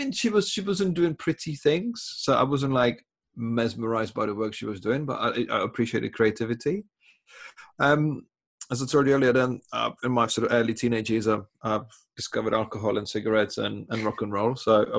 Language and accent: English; Czechia; English is a second language; moved away as an adult; now in England, United Kingdom; I was born in Czech Republic, living in England for 20 years